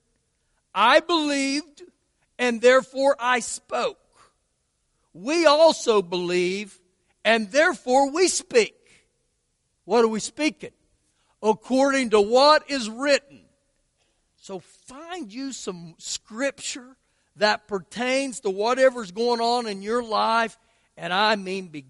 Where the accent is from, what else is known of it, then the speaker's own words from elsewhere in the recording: Lubbock, Texas, United States; I'm from Lubbock